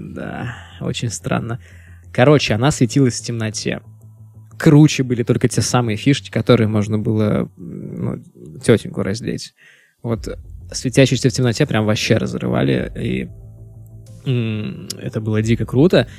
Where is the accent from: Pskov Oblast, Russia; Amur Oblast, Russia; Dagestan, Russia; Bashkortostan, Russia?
Pskov Oblast, Russia; Pskov; also born or lived in Vilnius; я вырос в Пскове, то есть это с 96 по 2003 год я прожил в Пскове